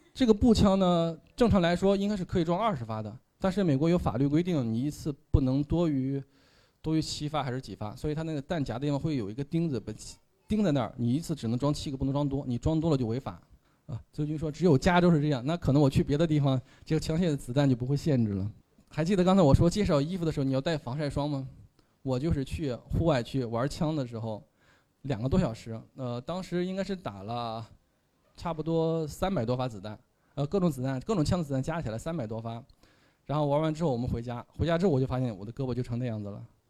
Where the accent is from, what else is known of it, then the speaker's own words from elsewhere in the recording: Henan, China; 我是北方人啊，我老家是河南的